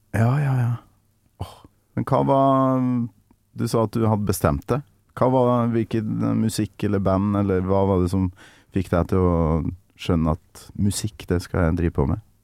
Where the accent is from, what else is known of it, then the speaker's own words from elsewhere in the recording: Trøndelag, Norway; now in Oslo, Norway; Jeg er trønder i Oslo.